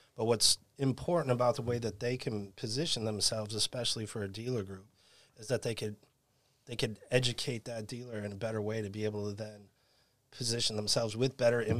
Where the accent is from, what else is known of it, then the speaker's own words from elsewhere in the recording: Chicago, Illinois, United States; moved away as an adult; also born or lived in Brooklyn, New York / Manhattan, New York; now in Staten Island, United States; I am originally from Chicago, Illinois. Went to college at Pratt Institute in Brooklyn, New York. Moved to Manhattan